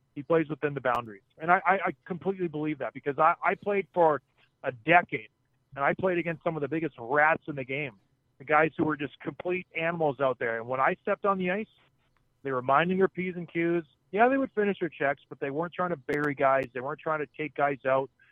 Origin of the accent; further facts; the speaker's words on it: St. Catharines, Ontario, Canada; I was from St. Catharines